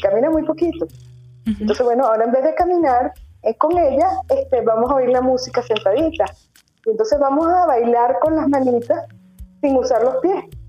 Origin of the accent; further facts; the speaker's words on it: Venezuela; moved away as an adult; now in León, Spain; Yo soy venezolana, yo soy emigrante